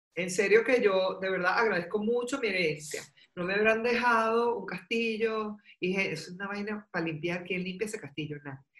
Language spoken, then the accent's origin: Spanish; Caracas, Capital District, Venezuela; yo viví y me crié en Caracas y estuve muchos años en Caracas